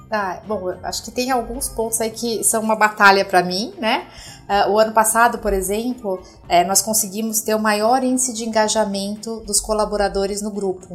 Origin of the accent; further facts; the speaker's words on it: Brazil; como líder da região, como brasileira e como executiva